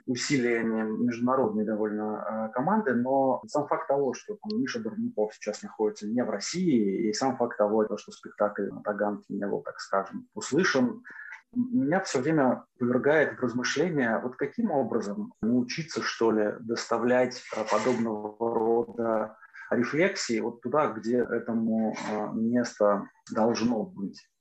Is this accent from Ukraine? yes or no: no; Belarus; я из Беларуси, где, в общем-то, тоже культ войны процветает точно так же. И у меня, например, в доме моих родителей